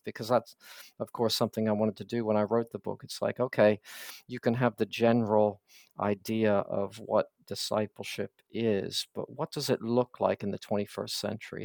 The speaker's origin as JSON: {"language": "English", "region": "Pennsylvania", "country": "United States", "tie": "born or raised there", "also_born_or_lived": "the American South", "moved": "yes", "lives_now": "Scotland, United Kingdom", "said": "I'm American, so I was kind of born and raised in Pennsylvania primarily and uh, but then moved to the south."}